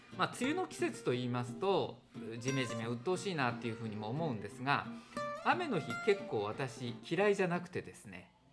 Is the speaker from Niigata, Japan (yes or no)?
no; Aichi, Japan; moved away; 私は愛知県の田舎育ちで家の周りが全部田んぼだったんですね。